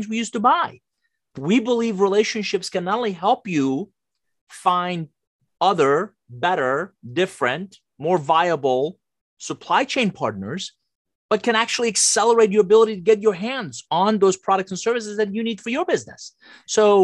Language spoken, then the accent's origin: English; Iran; English is a second language; now in United States; I'm originally from Iran, came to the US with a suitcase, $100, didn't know anybody, didn't speak a word of English